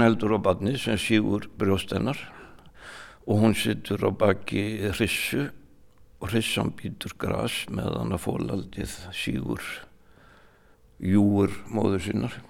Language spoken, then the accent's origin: Icelandic; Mosfellsbær, Capital Region, Iceland; moved away as an adult; also born or lived in Raufarhöfn; Ég er allin upp hérna í Mósfellssveitinni, ég segi ennþá Mósfellssveit.